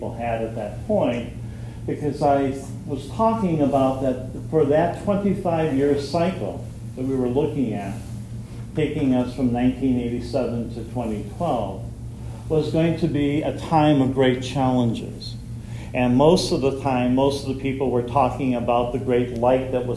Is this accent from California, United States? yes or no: no; Fort Wayne, Indiana, United States; I'm from Fort Wayne, Indiana